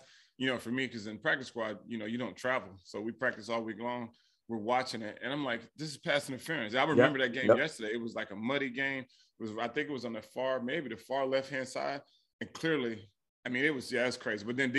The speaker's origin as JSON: {"language": "English", "town": "Frankfurt", "region": "Hesse", "country": "Germany", "tie": "born there", "said": "my dad was in the military, so I was born in Frankfurt, Germany, so I never played organized football until my 10th grade year in high school."}